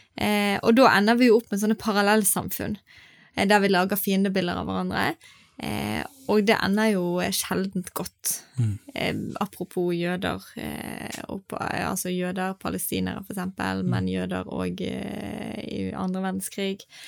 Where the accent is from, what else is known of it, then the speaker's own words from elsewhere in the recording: Norway; vi i Norge